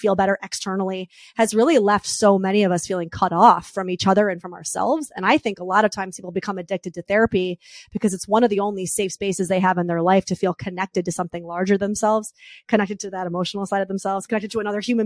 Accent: New York, United States; I'm a New Yorker.

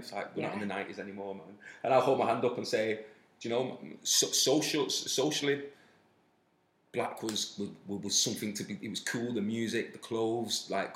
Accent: Manchester, North West England, United Kingdom; I was raised in South Manchester, which happens to be a very forward-thinking city

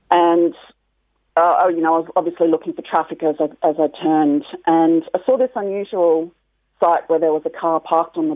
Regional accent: Australia; now in Ireland; actually from Australia.

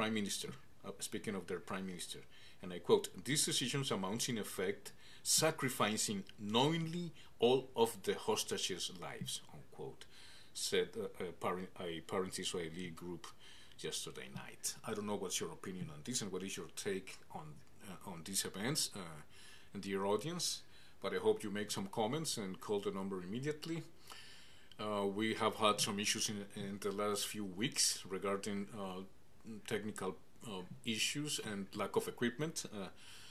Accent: Canada; as a Canadian, as a candidate for prime minister

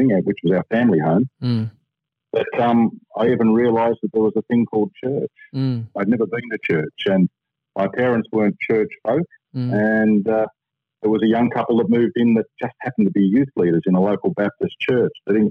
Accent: Sydney, New South Wales, Australia; also born or lived in London, United Kingdom; We grew up in Padstow, which was an area that really was market garden and timber yards, effectively

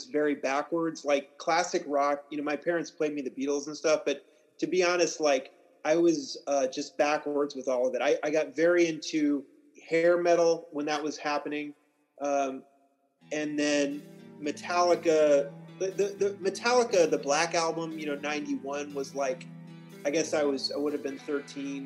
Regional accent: Kansas side, United States; I'm from a suburb of Kansas City, Missouri, that happens to lie in Kansas

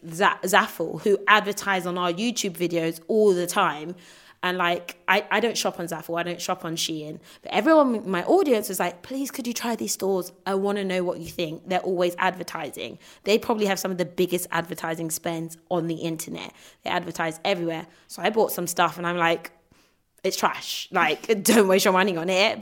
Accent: United Kingdom; us in the UK

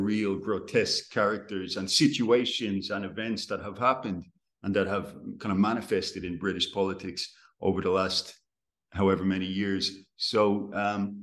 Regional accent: Ireland; As an Irishman

